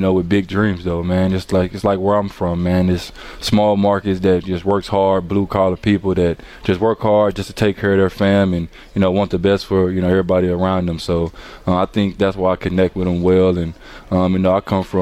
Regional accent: Arkansas, United States; moved away as an adult; now in Milwaukee, United States; I'm coming from Arkansas, come from nothing

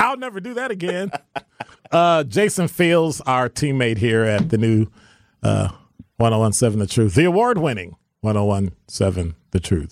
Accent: Chicago, Illinois, United States; moved away as an adult; now in Milwaukee, United States; from Chicago

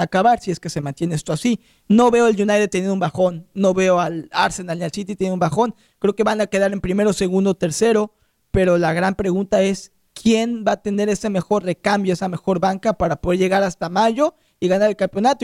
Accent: Mexico; yo soy mexicano

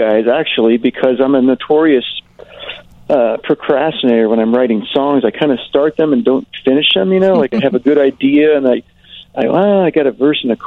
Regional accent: Kansas, United States; I grew up in Kansas

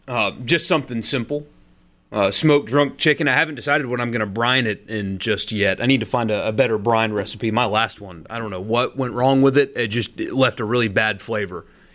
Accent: Florida, United States; moved away as an adult; I was from Florida until I turned 21.

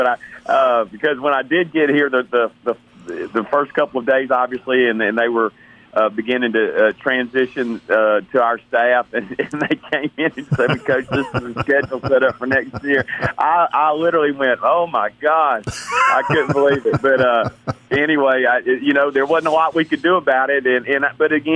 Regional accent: Hattiesburg, Mississippi, United States; I grew up here in Hattiesburg

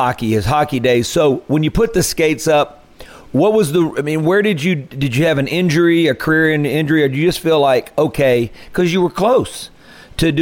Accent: Mississippi Delta, United States; we grew up down in the Delta

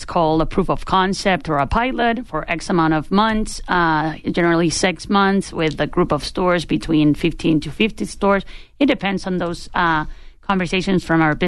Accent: Chile; moved away as an adult; now in Los Angeles, United States; I'm originally from Chile, where the company was founded, and I moved to L.A.

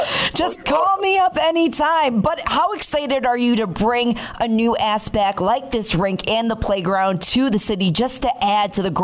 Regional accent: Chicago, Illinois, United States; moved away; I'm originally from the Chicago area

